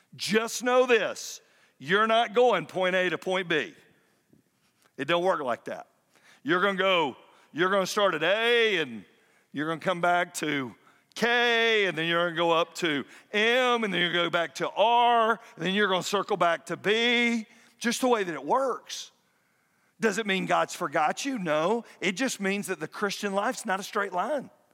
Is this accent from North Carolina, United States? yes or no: no; Fayetteville, Georgia, United States; moved away as an adult; now in Kennesaw, United States; move back to my hometown of Fayetteville